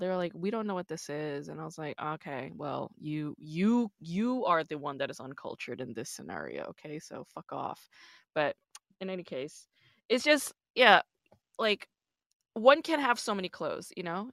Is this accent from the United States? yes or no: yes; New York, United States; I'm also from New York